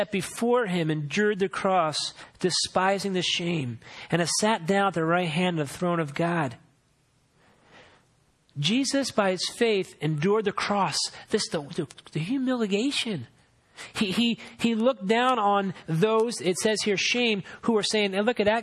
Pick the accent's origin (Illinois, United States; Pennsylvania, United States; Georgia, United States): Pennsylvania, United States; Philadelphia; moved away as an adult; where I grew up in Philadelphia